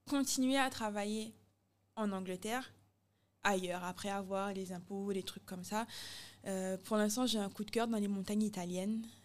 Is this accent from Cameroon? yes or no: no; Guadeloupe; moved away; also born or lived in Italy; j'aime beaucoup les Guadeloupéens, je suis guadeloupéenne